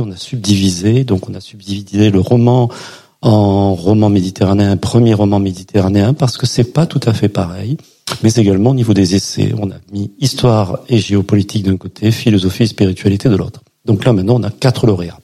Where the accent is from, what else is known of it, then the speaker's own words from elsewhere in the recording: Perpignan, Occitania, France; je suis de Perpignan